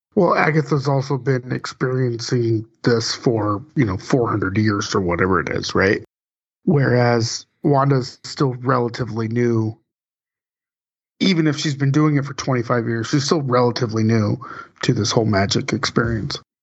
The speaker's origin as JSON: {"language": "English", "region": "West Coast", "country": "United States", "tie": "born or raised there", "said": "I grew up on the West Coast"}